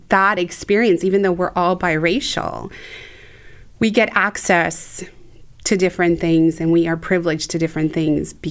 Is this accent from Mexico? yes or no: yes; Mexico; now in United States; So um, I grew up in Mexico, always being just a little too American or mm. too white um, to be fully Mexican. And then I come to the United States